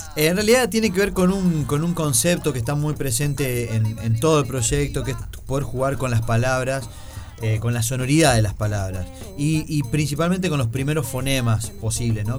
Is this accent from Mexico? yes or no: no; interior of Santa Fe, Argentina; yo soy del interior de Santa Fe